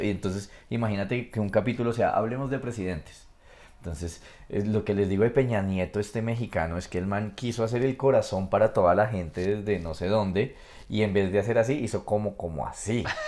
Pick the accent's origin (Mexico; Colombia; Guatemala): Colombia; Como colombiano